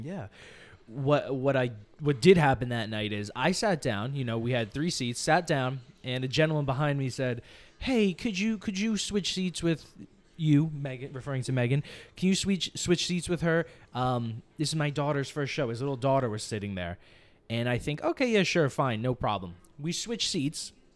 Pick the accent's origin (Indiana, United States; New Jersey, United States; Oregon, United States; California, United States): New Jersey, United States; now in Los Angeles, United States; I am from New Jersey. We are from New Jersey